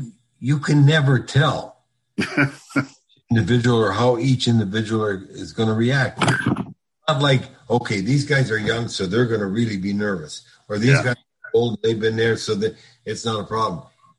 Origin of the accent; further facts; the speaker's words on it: Minnesota, United States; moved away; I said, yeah, well, we live down here now, but we're from Minnesota.